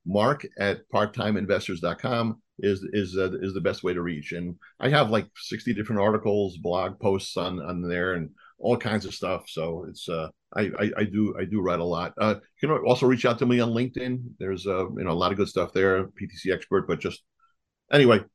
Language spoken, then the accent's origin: English; Israel; moved away; also born or lived in New York; I was born in New York and raised in Israel.